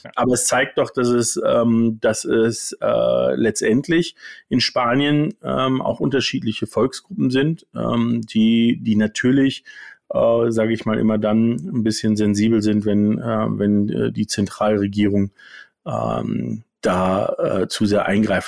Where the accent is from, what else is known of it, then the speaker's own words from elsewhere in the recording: Germany; als Deutsche